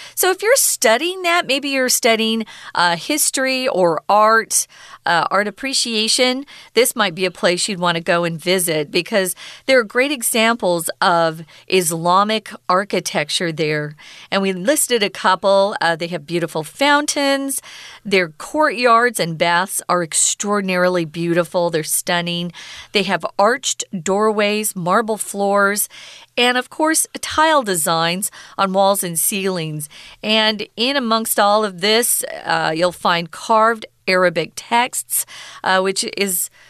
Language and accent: English; Arizona, United States; now in Taiwan; I'm from Arizona, even to have a cloud in the sky, we think that's so cool because we hardly ever have clouds.